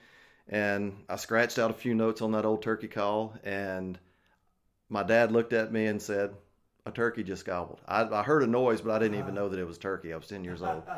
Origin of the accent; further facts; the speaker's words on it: Livingston Parish, Louisiana, United States; also born or lived in Baton Rouge, Louisiana; now in Missouri, United States; I was raised in the Florida parishes.